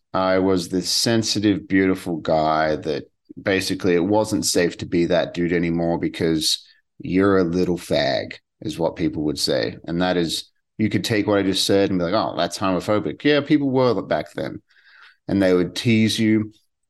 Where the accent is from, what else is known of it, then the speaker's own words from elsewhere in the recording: Western Australia, Australia; And she was from South Australia, and I was from Western Australia, and we were talking, and we talked all the time.